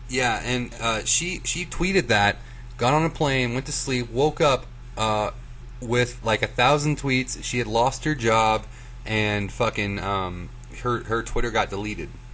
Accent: United States; we're American

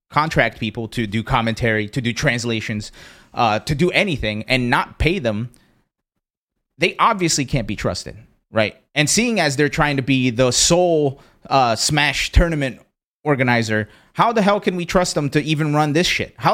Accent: Brazil; born there; also born or lived in Pennsylvania, United States; I was born in Brazil, moved to Pennsylvania, very xenophobic and shitty area.

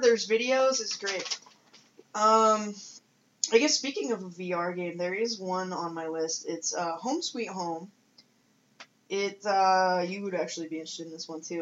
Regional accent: United States; as an American

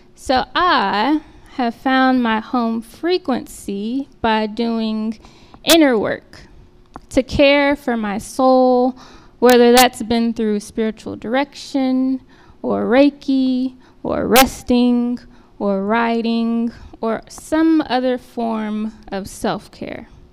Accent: Austin, Texas, United States; moved away as an adult; now in King of Prussia, United States; Austin being my hometown

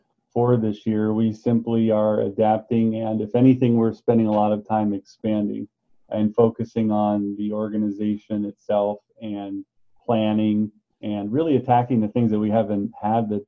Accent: Wisconsin, United States; we're from Wisconsin

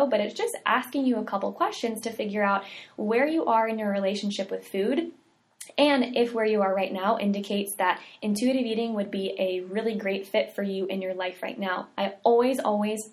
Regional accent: the South, United States; We're from the South

